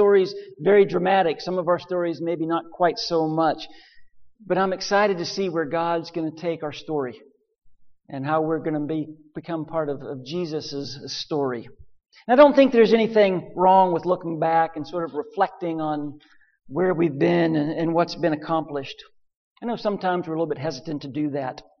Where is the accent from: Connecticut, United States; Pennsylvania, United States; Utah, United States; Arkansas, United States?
Pennsylvania, United States; western; moved away as an adult; also born or lived in Nashville; my home in western Pennsylvania where I grew up